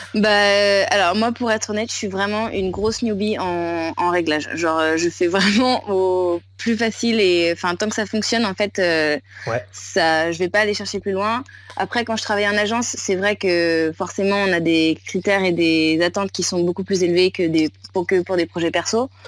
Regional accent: Nantes, Pays de la Loire, France; moved away as an adult; also born or lived in Shanghai, China; now in Siargao, Philippines; je suis nantaise de base

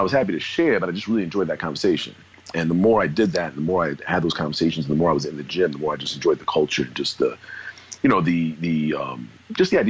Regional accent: New York City, New York, United States; also born or lived in New Jersey; now in Boston, United States; I grew up in Brooklyn, New York, originally, like the early years of my childhood and teenage years. I was born in Jersey, didn't really stay.

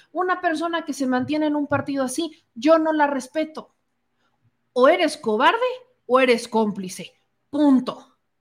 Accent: Puebla, Mexico; de Puebla, de mi tierra

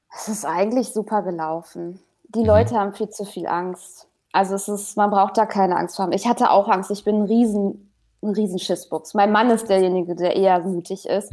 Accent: Haltern am See, North Rhine-Westphalia, Germany; wohne in Haltern am See

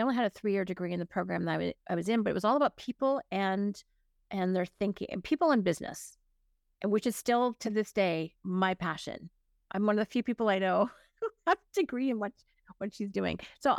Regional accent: Hanover, Ontario, Canada; also born or lived in Burlington / Toronto; Technically, I was born in Burlington, but 6 months old, I moved to Hanover. So I actually was a small town kid. And then my dad, my mom got restless.

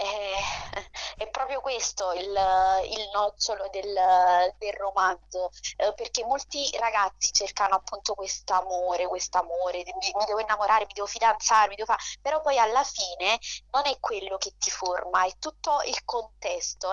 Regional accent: Naples, Campania, Italy; accent: terrona (southern Italian); moved away; prima di andarmene vivevo, in, uh, vivevo, a Napoli, quindi è normale che il mio accento da terrona si senta

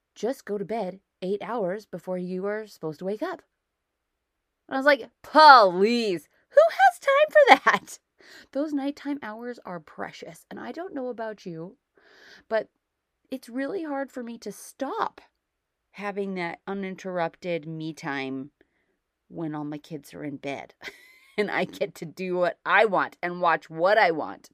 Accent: United States; now in Canada; I'm an American who lives in Canada

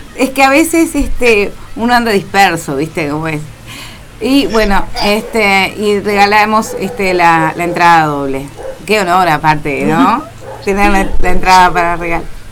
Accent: Minas, Lavalleja, Uruguay; soy de Minas y soy del interior

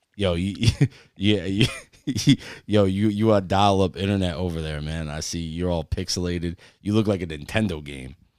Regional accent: New Jersey, United States; We're from Jersey.

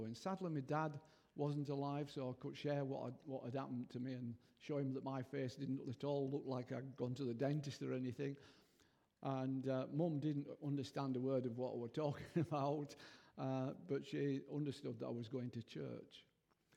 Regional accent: Yorkshire and the Humber, United Kingdom; also born or lived in Nottingham / Bridlington; now in Southwell, United Kingdom; Basically, I'm from Yorkshire

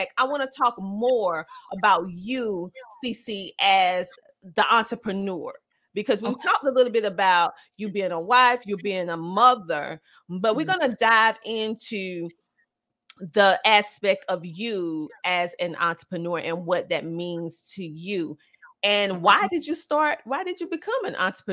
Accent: the South, United States; accent: Southern twang; a Southern person

